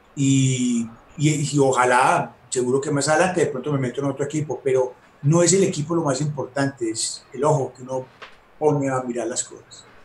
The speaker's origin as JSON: {"language": "Spanish", "town": "Medellín", "region": "Antioquia", "country": "Colombia", "said": "aquí en Medellín había clubes en la fábrica"}